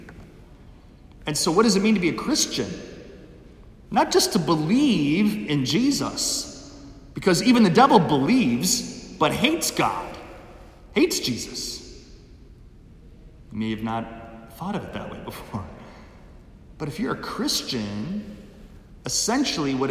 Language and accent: English; Milwaukee, Wisconsin, United States; I grew up in Milwaukee, Wisconsin